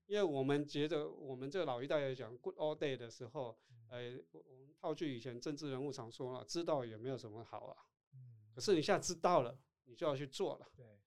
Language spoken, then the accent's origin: Chinese; Tainan, Taiwan; accent: 土腔; first language Taiwanese Hokkien; Chinese is a second language; moved away as an adult; also born or lived in Taipei; 我是台南人